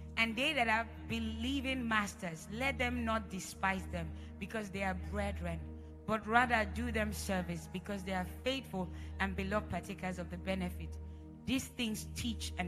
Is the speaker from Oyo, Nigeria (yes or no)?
no; Edo, Nigeria; I'm from Edo State. Just in case you know, we speak Pidgin like there's no tomorrow. In my house, we don't speak English